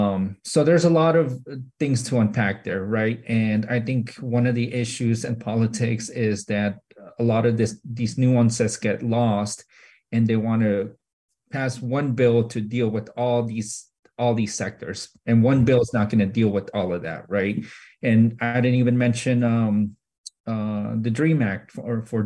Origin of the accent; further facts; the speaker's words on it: Arizona, United States; I'm from Arizona